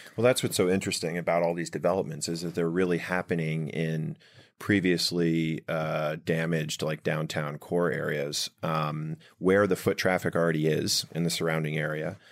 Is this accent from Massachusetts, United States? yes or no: no; Rumson, New Jersey, United States; we grew up in Rumson